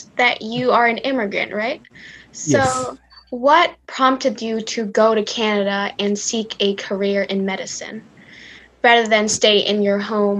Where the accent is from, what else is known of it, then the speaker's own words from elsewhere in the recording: United States; So, so I'm from the United States.